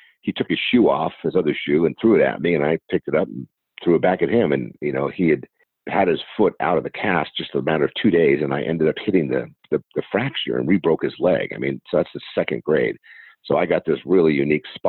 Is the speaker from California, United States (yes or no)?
yes; San Diego, California, United States; Born and raised here in San Diego, California.